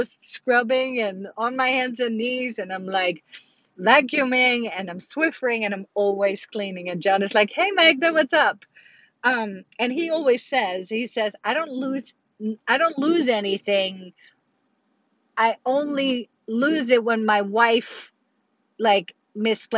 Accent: Netherlands; moved away; I remember every Sunday growing up in Holland

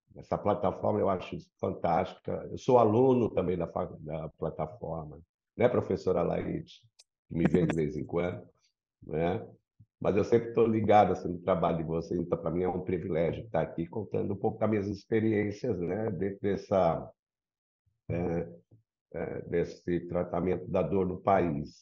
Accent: São Paulo, Brazil; moved away as an adult; now in Rio de Janeiro, Brazil; Eu sou paulista, né? Nasci aí na Rua Frei Caneca, sou um paulistinha da Gema. E há 22 anos vim aqui para o Rio. Então, eu, eu sou um paulioca, porque é o maior tempo de vida minha ainda foi em São Paulo.

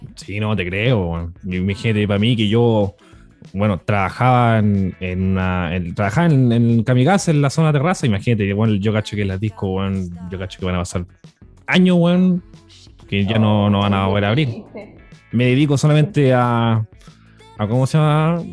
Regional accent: Putaendo, Valparaíso, Chile; yo soy de Putendo

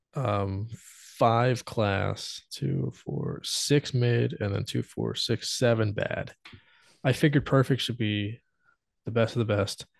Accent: United States; because I'm American.

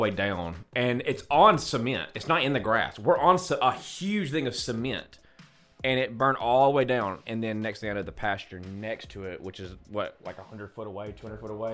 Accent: United States; we're, we're American

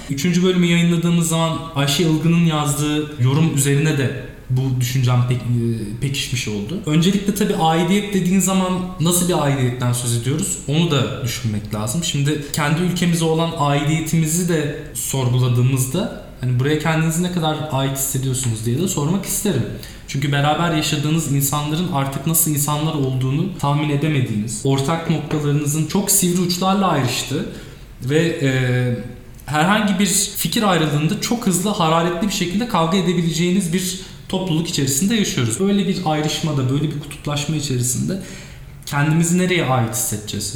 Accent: Turkey; biz burada doğduk büyüdük.

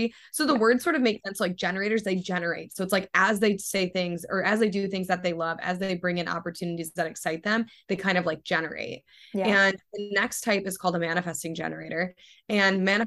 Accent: Ohio, United States; moved away as an adult; now in California, United States; growing up in Ohio and being in California

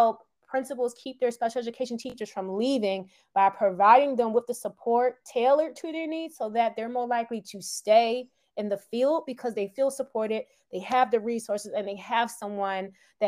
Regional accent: Philadelphia, Pennsylvania, United States; I'm from Philadelphia, born and raised

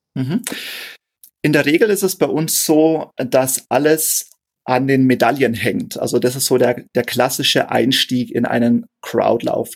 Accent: Straubing, Bavaria, Germany; gebürtiger Niederbayer, ähm, ich äh, lebe und arbeite in Straubing in Niederbayern. Ähm, da bin ich auch geboren

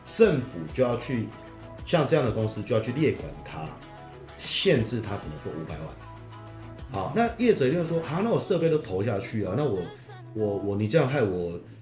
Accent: Taiwan; 我们台湾人

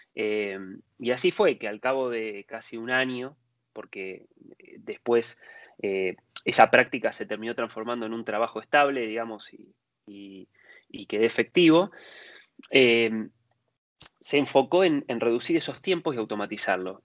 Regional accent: Argentina; moved away as an adult; now in Spain; yo soy nacido en Argentina, ahora estoy viviendo hace unos años en, España

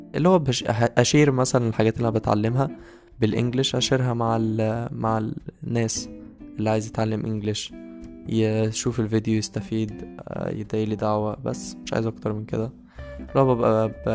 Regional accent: Beheira, Egypt; moved away as an adult; also born or lived in Cairo (university city, Ain Shams); now in Cairo, Egypt; أنا مغترب لأن أنا أصلا من البحيرة

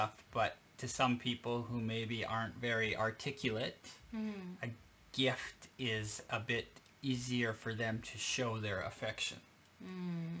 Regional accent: Canada; moved away as an adult; now in Japan; I grew up in Canada

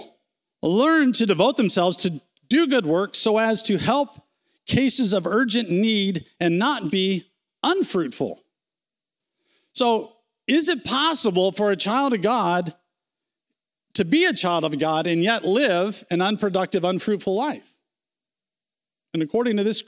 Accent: United States; We're American

